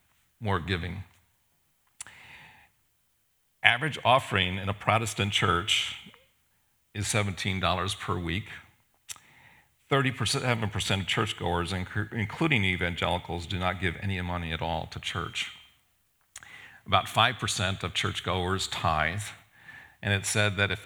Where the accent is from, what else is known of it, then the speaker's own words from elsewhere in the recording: Japan; now in United States; I was born and raised in Japan, and I get to go back to Japan every once in a while.